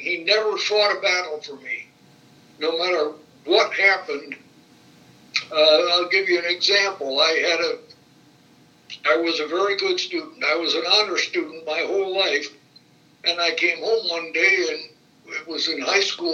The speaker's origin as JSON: {"language": "English", "town": "Fort Wayne", "region": "Indiana", "country": "United States", "tie": "born or raised there", "said": "I was born here in Fort Wayne on November 5"}